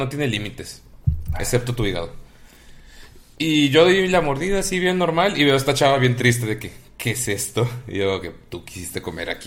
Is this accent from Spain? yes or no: no; Mexico City, Mexico; Siempre te hemos dicho que eres pipope, carnal. No hay pedo. Y cuando me dicen pipope, digo que soy chilango.